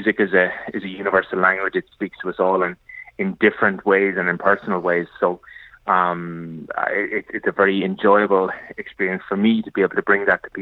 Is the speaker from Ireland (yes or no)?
yes; Ireland; moved away; my home country and the songs I knew growing up as a child